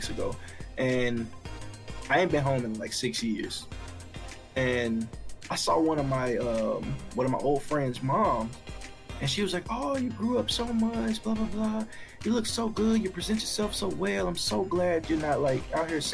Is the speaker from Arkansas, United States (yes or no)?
yes; Arkansas, United States; now in Texas, United States; I was in Arkansas. I grew up in Arkansas.